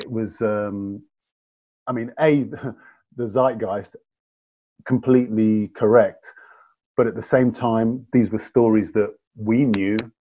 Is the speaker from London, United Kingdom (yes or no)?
no; Nottingham, East Midlands, United Kingdom; obviously I'm from Nottingham and born and bred